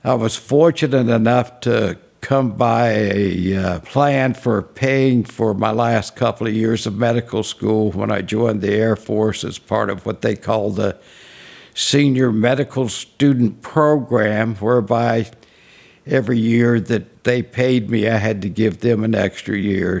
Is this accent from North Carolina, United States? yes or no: yes; Monroe, North Carolina, United States; moved away; also born or lived in Unionville, North Carolina; I was born in Monroe, North Carolina. Actually, I was a home delivery